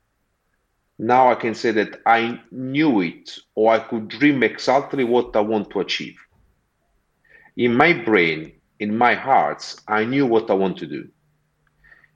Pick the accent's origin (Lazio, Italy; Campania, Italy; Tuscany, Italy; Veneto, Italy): Campania, Italy; Amalfi Coast; English is a second language; moved away as an adult; also born or lived in Montclair, United States; now in London, United Kingdom; I'm originally from the Amalfi Coast